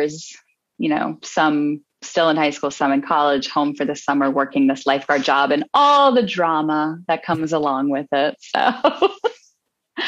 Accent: Midwest, United States; moved away; also born or lived in New York; I'm originally from the Midwest

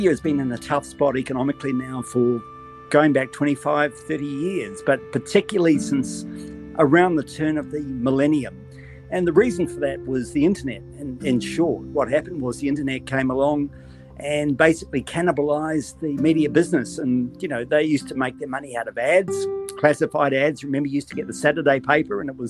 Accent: Auckland, New Zealand; moved away as an adult; also born or lived in Australia; now in Sydney, Australia; I was born in New Zealand. You'll probably notice this by my accent. Grew up there, was educated there, was educated by the Maris brothers in Auckland

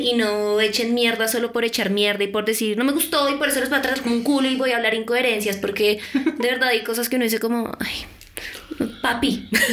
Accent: Colombia; porque somos colombianas

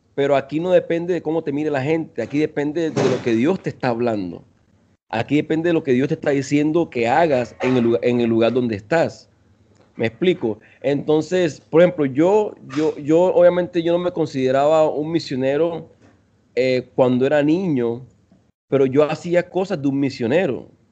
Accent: Colombia; moved away as an adult; also born or lived in Venezuela; now in Costa Rica; yo soy de Colombia, eh, soy de Colombia, bueno, nací en Venezuela, pero crecí en Colombia y ahora vivo en Costa Rica.

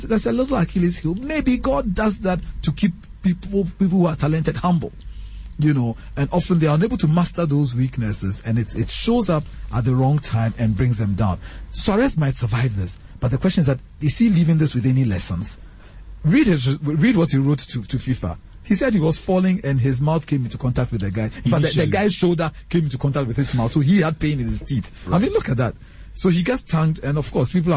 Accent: Ghana; we're from Ghana

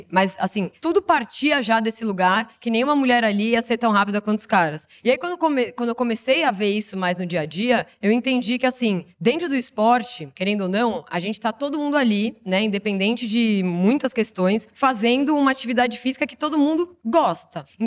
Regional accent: São Paulo, Brazil; Eu sou do interior

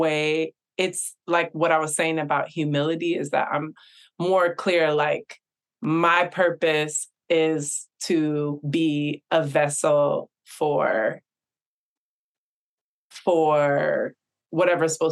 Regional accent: Bay Area, California, United States; I grew up in the Bay Area

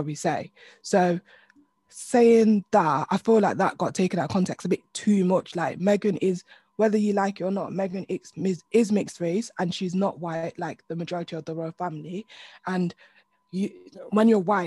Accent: United Kingdom; we're British

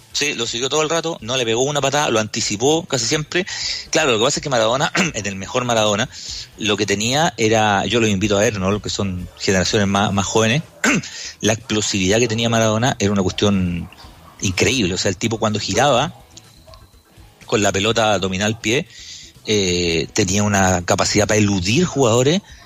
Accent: Chile

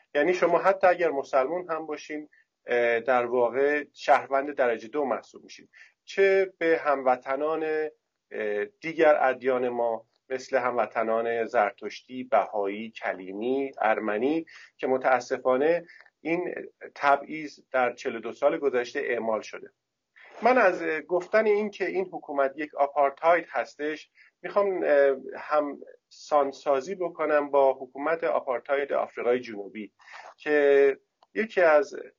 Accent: Iran; also born or lived in Tehran; من به عنوان یک ایرانی

